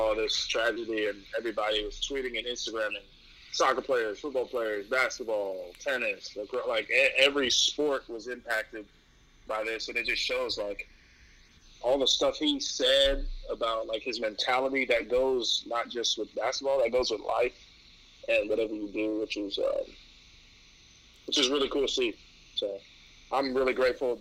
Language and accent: English; New York City, New York, United States; growing up in New York